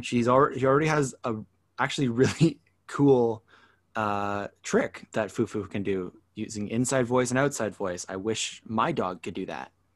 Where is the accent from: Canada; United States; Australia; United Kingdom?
Canada; now in Toronto, Canada; being a Canadian